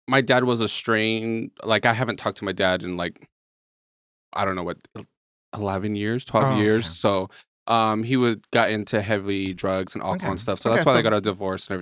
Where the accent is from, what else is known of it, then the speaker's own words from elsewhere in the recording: Albuquerque, New Mexico, United States; I'm originally from Albuquerque, New Mexico. That's where I was born and raised